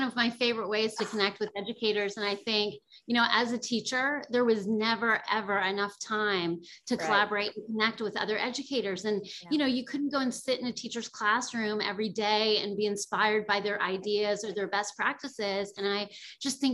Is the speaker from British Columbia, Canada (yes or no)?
no; Bridgewater, Nova Scotia, Canada; moved away as an adult; also born or lived in United States; I am originally from Nova Scotia, Canada, from a small town called Bridgewater on the south shore of Nova Scotia, and my family is all still there